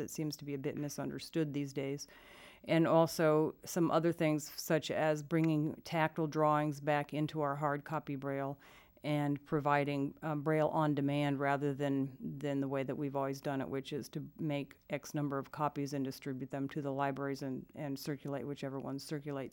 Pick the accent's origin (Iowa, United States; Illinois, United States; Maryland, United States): Iowa, United States; I grew up in Iowa